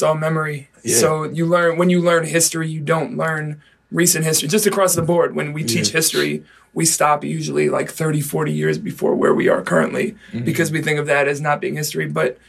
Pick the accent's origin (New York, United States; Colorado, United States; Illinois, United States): New York, United States; New York City; I'm from the Bronx